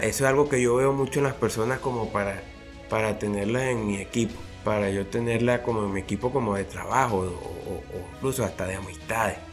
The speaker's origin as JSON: {"language": "Spanish", "country": "Venezuela", "tie": "born or raised there", "said": "yo nací en Venezuela, yo, yo soy aquí de Venezuela"}